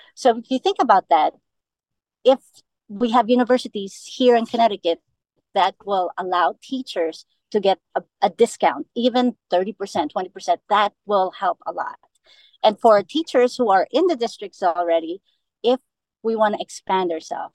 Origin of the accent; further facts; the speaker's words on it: Philippines; also born or lived in New York City / New Jersey; now in Manchester, United States; I'm Filipino um, and I'm proud.